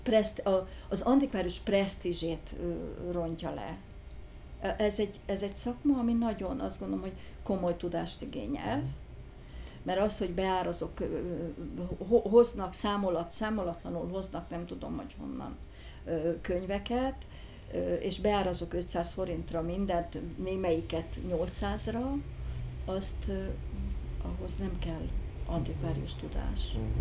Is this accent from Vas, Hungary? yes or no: no; Budapest, Hungary; also born or lived in Józsefváros, Budapest; ős Budai vagyok. Ö, mindig Budán, Budán is nőttem föl